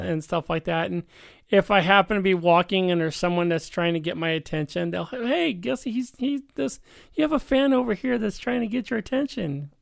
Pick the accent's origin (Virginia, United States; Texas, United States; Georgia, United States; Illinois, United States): Illinois, United States; Chicago; now in Stockton, United States; Born and raised in Chicago